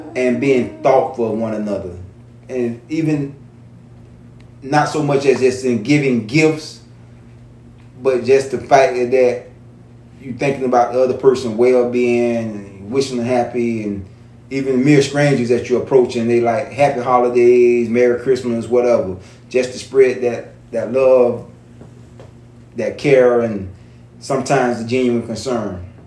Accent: St. Petersburg, Florida, United States; entrepreneur, born and raised in St. Pete

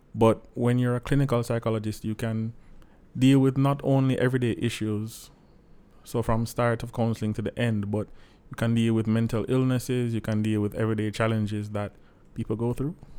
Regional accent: Saint Andrew, Jamaica; I'm from the lovely parish of Saint Andrew

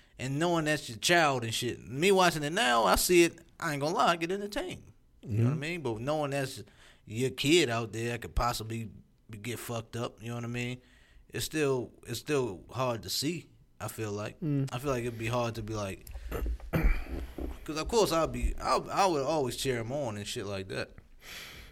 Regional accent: United States; I'm American, yo.

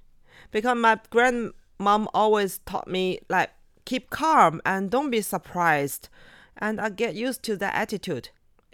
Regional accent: Yumen, Gansu, China; born there; I was born in Yumen.

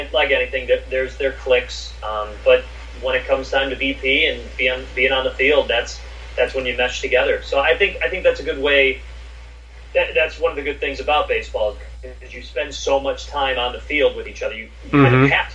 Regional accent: Chicago, Illinois, United States; the Southside aspect and growing up in Chicago

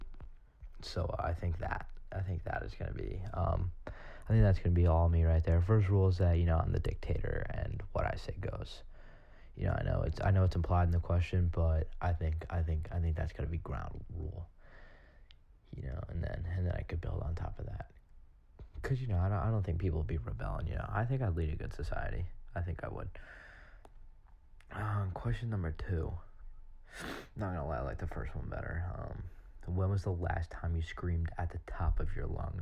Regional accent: Long Island, New York, United States; I'm from Long Island, New York

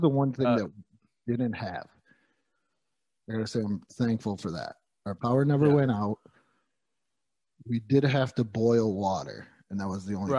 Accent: New York, United States; now in Texas, United States; I'm from New York.

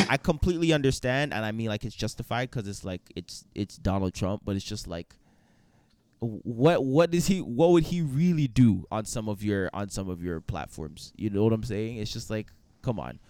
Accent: Canada; as a Canadian

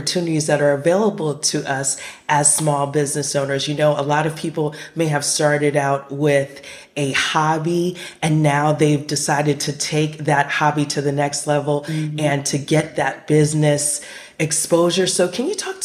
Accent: New York City, New York, United States; now in the South, United States; I'm originally from Brooklyn, New York.

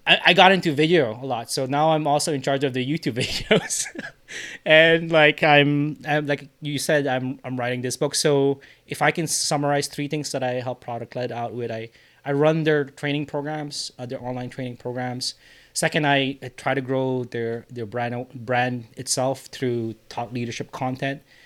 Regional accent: Philippines; as a Filipino Asian guy

